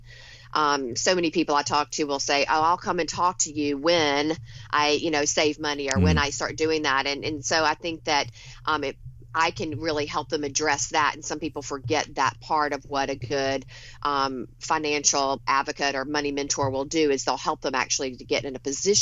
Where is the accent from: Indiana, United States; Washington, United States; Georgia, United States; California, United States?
Georgia, United States; Rome; now in Long Island, New York, United States; my hometown in Rome, Georgia